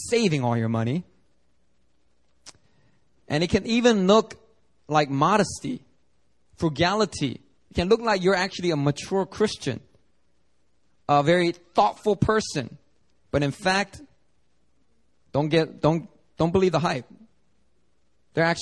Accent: Philadelphia, Pennsylvania, United States; now in Seoul, South Korea; guys that I grew up with in Philly

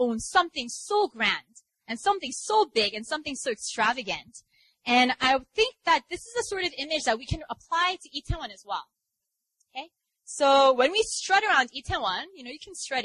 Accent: New York, United States; now in Seoul, South Korea; I'm from New York

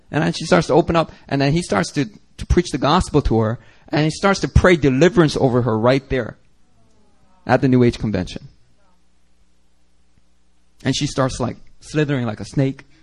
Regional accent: Seattle, Washington, United States; I came from Seattle.

